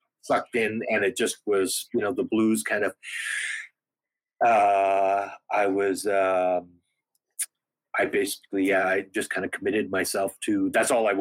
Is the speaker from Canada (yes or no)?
yes; Snow Lake, Manitoba, Canada; moved away; also born or lived in The Pas, Manitoba / Saskatoon, Saskatchewan; I grew up in northern Manitoba. My hometown is called Snow Lake.